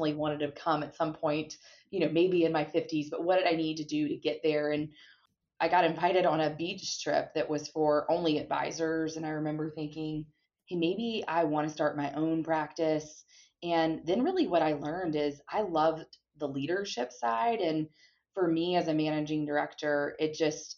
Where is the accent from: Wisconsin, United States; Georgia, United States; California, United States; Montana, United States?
Georgia, United States; Gwinnett County; my hometown of Gwinnett County, which is a suburb of Atlanta, Georgia